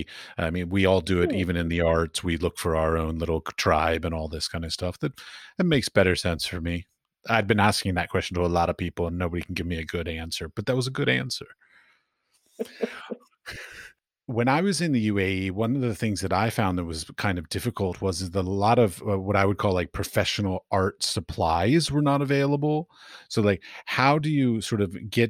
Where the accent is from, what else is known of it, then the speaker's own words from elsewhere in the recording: United States; moved away as an adult; also born or lived in United Arab Emirates; now in Czech Republic; I was raised in America and now live in Europe